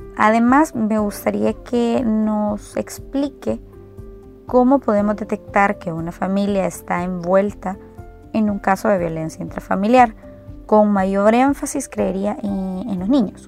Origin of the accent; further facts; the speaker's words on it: El Salvador; nos eduquemos como salvadoreños